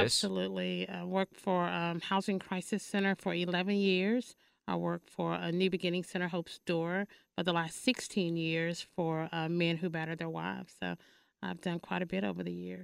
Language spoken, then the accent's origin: English; Paris, Texas, United States; now in Dallas, United States; I am from Paris, Texas